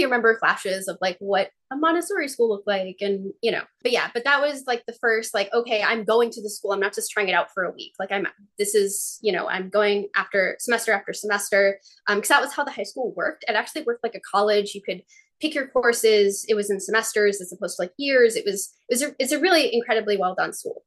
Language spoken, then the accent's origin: English; near Boston, Massachusetts, United States; I grew up near Boston